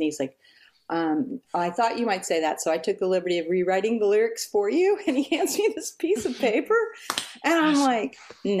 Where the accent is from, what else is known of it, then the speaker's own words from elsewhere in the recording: Texas, United States; And I'm like, just because I'm from Texas doesn't mean I want big hair.